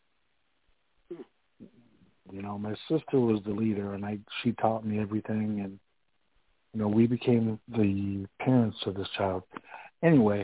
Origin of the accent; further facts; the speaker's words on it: Rockford, Illinois, United States; now in Dubuque, United States; I was born in Rockville, Illinois